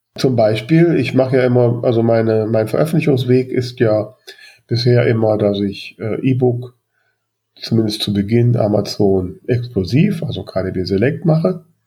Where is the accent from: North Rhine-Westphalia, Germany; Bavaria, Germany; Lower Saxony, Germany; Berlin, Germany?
North Rhine-Westphalia, Germany; Grefrath; in meinem Heimatort äh, Grefrath